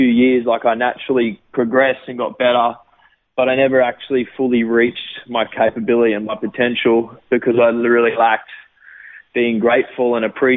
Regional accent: Gold Coast, Queensland, Australia; also born or lived in Sydney, Australia; it was great growing up there. I lived there for about 6 months and then moved to the Gold Coast, and I've lived on the Gold Coast ever since.

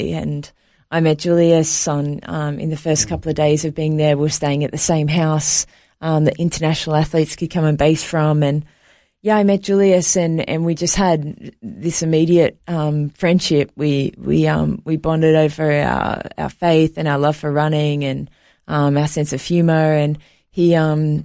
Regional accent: Sydney, New South Wales, Australia; also born or lived in New York, United States; I was actually born in New York, but I was raised in Australia.

